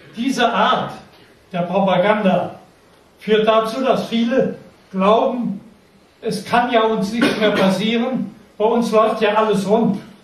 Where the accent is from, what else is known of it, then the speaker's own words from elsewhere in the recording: near Hann. Münden, Lower Saxony, Germany; Ich wurde geboren in der Nähe von Hannoverischmünden in einem Dorf. Zwischen Wiershausen und Rüppelshausen. Das nennt sich das Ilztal. In diesem Tal, von Bergen umgeben und Wäldern, habe ich meine Jugendzeit verbracht